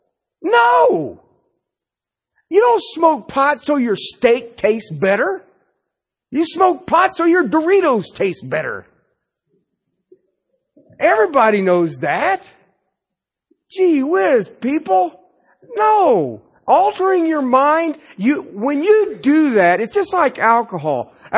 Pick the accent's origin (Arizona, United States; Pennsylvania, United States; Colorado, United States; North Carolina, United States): Colorado, United States; Anytime I travel somewhere and I tell them I'm from Colorado, they want to know about the pot.